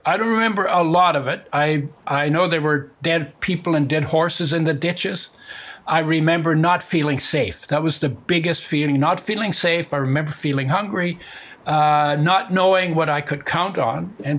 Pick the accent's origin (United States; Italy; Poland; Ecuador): Poland; born there; Well, my origin story is I'm 81 years old, and I was born in 1942 in Poland, which was then part of Germany. My parents came from Latvia and Estonia